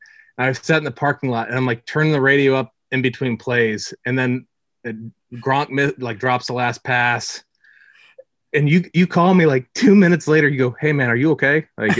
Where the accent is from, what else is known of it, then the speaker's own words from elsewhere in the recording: Boston, Massachusetts, United States; I'm from Boston.